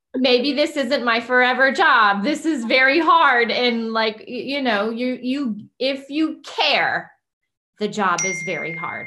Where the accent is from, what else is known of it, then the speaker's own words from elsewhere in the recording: Kingsville, Texas, United States; moved away as an adult; also born or lived in Houston, Texas; I was uh, raised around my grandparents in the Kingsville, Corpus Christi area